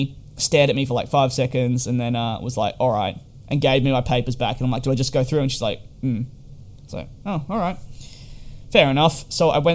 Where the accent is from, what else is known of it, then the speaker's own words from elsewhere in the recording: Australia; moved away as an adult; also born or lived in United Kingdom; I'm actually Australian